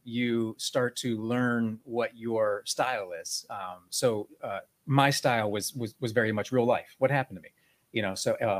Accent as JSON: {"language": "English", "town": "Boardman", "region": "Ohio", "country": "United States"}